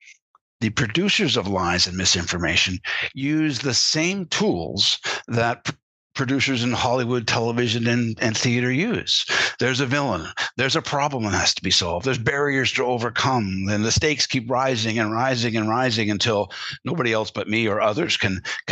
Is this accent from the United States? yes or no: no; Canada; As a Canadian, growing up, and I was around American influences all my life. My father worked for an American corporation, you know, American news coming across from Buffalo all the time